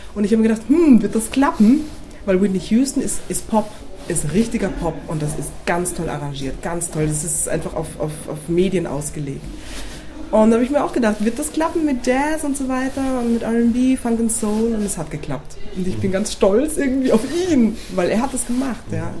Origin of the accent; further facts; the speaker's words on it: Berlin, Germany; ich bin eine olle Berlinerin, ich bin geboren in Berlin